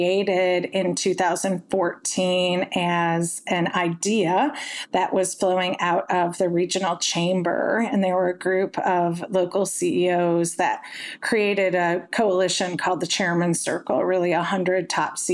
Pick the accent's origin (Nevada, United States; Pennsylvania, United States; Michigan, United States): Michigan, United States; Detroit; moved away as an adult; now in Memphis, United States; Detroit, Michigan, which is my hometown